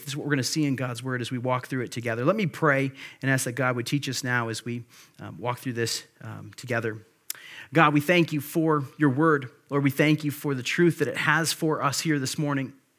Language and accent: English; Monroe, Wisconsin, United States; also born or lived in Grand Rapids, Michigan; I was born in Grand Rapids, Michigan. I grew up in Monroe, Wisconsin. So I consider Monroe my hometown.